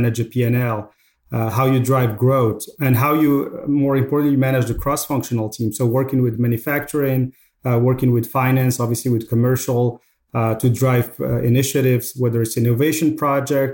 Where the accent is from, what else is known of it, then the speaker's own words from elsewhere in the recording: Casablanca, Casablanca-Settat, Morocco; English is a second language; moved away as an adult; also born or lived in France / Dubai; Home is Morocco. I was born and grew up in Casablanca, Morocco